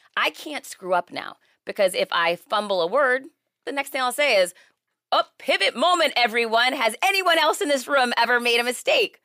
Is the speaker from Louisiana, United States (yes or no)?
no; Worcester, Massachusetts, United States; now in Miami, United States; I'm originally from Worcester, Mass. I live in Miami now